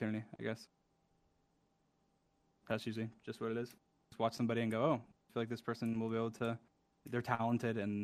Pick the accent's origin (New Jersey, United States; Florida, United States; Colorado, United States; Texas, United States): Florida, United States; Orlando; I'm from Orlando.